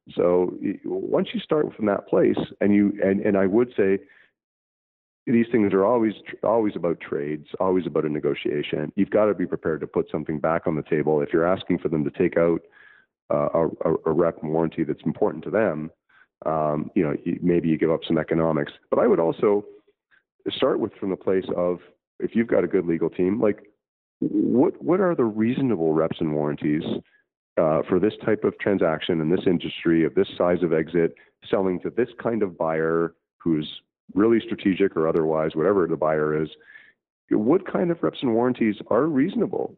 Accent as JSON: {"language": "English", "country": "Canada", "said": "Canada. Actually, as was my home country"}